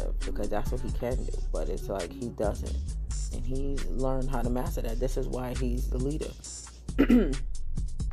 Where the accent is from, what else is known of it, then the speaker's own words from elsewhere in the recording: United States; I'm American